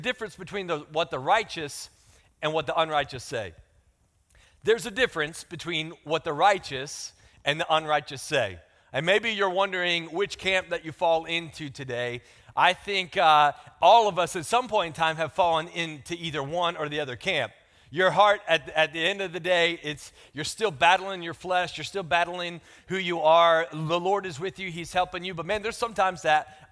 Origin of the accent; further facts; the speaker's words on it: the South, United States; accent: country; I'm from the South